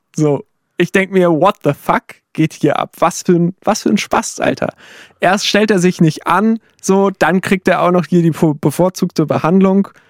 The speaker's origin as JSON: {"language": "German", "region": "Saxony", "country": "Germany", "said": "bei uns in Sachsen"}